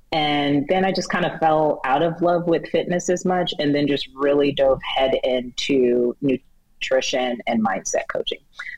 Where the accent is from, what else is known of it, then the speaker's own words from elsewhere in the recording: Atlanta, Georgia, United States; born there; So I was actually born in Atlanta. People always like to debate me because they say I pronounce the T's, but I was actually born